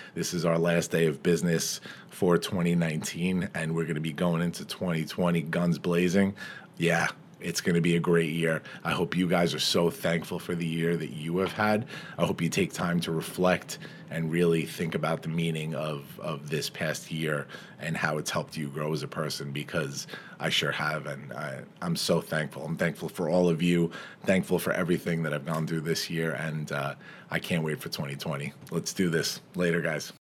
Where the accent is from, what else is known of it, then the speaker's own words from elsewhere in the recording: Farmingdale, New York, United States; my hometown, Farmingdale